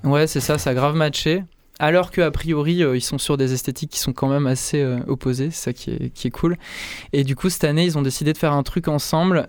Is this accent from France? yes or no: yes; Saint-Agrève, Auvergne-Rhône-Alpes, France; j'ai grandi en, j'ai grandi en Ardèche euh, du Nord, dans un village qui s'appelle Saint-Agrève